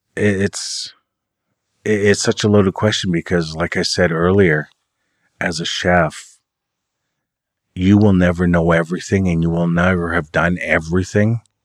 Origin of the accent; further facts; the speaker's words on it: Oneida, Ontario, Canada; now in Six Nations of the Grand River, Canada; I'm from Oneida. I live at Six Nations, uh, of the Grand River Territory with my wife.